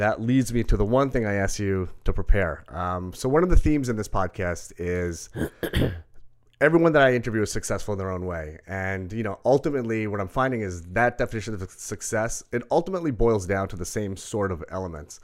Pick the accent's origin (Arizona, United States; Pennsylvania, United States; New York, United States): New York, United States; Rockville Centre; also born or lived in Brooklyn; We moved to Rockwell Center.